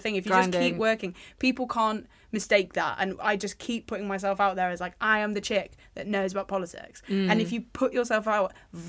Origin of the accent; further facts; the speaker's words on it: United Kingdom; We've stopped being so British about it.